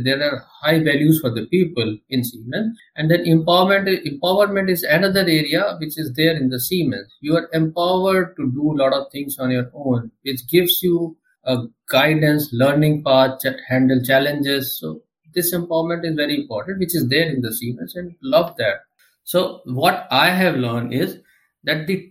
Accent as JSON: {"language": "English", "country": "India", "also_born_or_lived": "New Delhi", "said": "I am from India. Currently, I am settled in the capital region of India, that is New Delhi."}